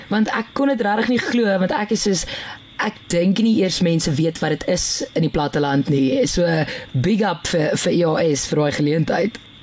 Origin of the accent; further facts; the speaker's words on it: Piet Retief, Mpumalanga, South Africa; ek kom van Pietretief af